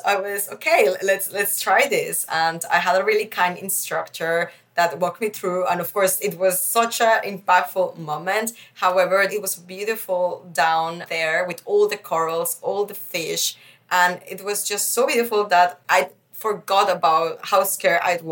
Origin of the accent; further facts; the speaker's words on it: Mexico; also born or lived in Netherlands / Beijing, China; now in Berlin, Germany; I have been grown up in a Mexican society, but still I am from the Netherlands